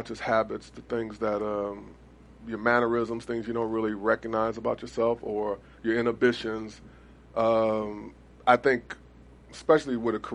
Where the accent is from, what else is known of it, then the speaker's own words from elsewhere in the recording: Cleveland, Ohio, United States; I was from Cleveland